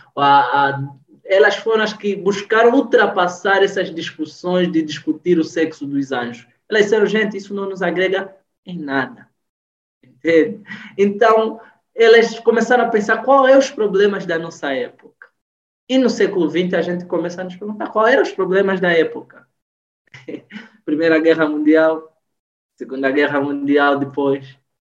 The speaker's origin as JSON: {"language": "Portuguese", "country": "Angola", "moved": "yes", "lives_now": "Brazil", "said": "a gente, enquanto angolano"}